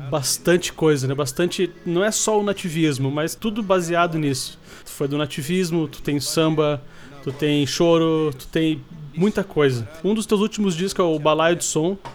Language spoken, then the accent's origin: Portuguese; Brazil; A gente é brasileiro.